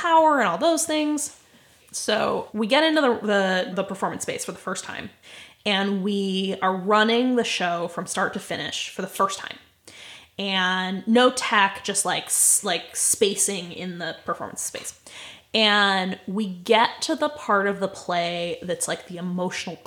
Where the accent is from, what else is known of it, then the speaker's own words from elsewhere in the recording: United States; I am an American